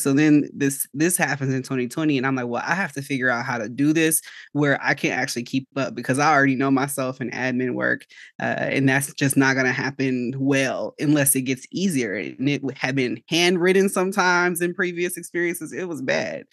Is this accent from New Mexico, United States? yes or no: no; Chicago, Illinois, United States; now in Georgia, United States; I am originally from Chicago, so I'm licensed in Illinois, but I'm currently living in Georgia